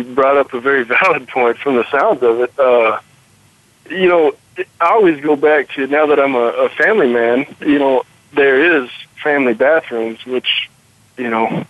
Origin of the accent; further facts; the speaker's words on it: Dallas, Texas, United States; moved away; I grew up, born and raised in Dallas, Texas area.